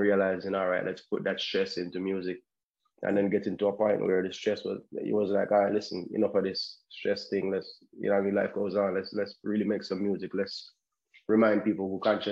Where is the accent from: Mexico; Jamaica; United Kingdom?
Jamaica; Kingston; I'm an artist from Kingston, Jamaica